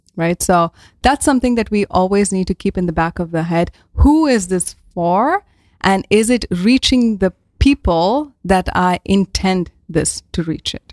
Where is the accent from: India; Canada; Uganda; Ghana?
India; moved away as an adult; now in Netherlands; I'm from India and I moved to the Netherlands around now eight years ago already